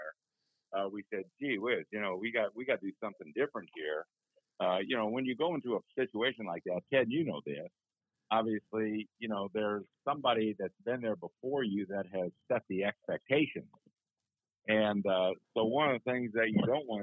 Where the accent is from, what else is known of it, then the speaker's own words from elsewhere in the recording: South Bend, Indiana, United States; I'm from South Bend, Indiana